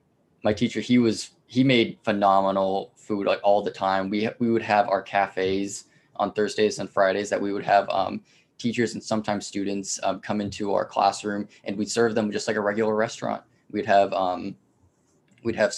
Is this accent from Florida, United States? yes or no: yes; Leesburg, Florida, United States; now in DeLand, United States; I'm born and raised in Leesburg, Florida